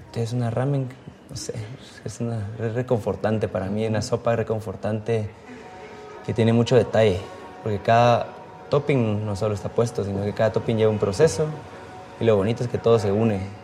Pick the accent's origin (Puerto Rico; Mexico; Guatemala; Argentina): Guatemala; moved away; soy guatemalteco